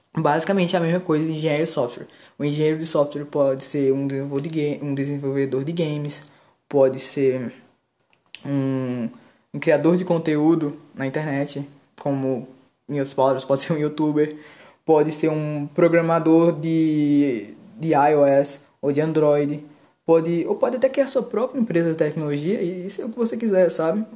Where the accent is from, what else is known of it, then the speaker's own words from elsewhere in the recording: Pernambuco, Brazil; Eu sou pernambucano